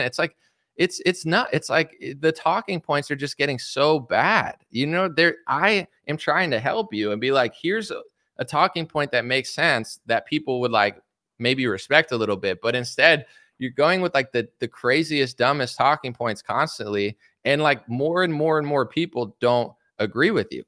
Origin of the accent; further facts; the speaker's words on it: United States; as an American citizen